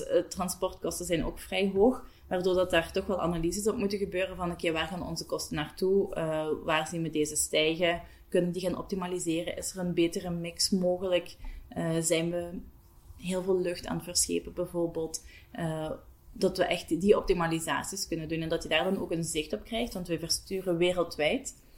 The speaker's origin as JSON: {"language": "Dutch", "town": "Bocholt", "region": "Flanders", "country": "Belgium", "moved": "as an adult", "lives_now": "Hasselt, Belgium", "said": "Ik ben oorspronkelijk van Bocholt afkomstig. Ik woon ondertussen al bijna tien jaar in Hasselt."}